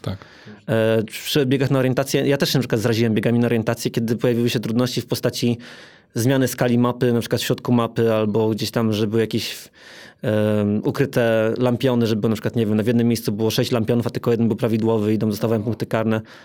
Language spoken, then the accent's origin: Polish; Toruń, Kuyavian-Pomeranian Voivodeship, Poland; now in Warsaw, Poland; ja pochodzę z Torunia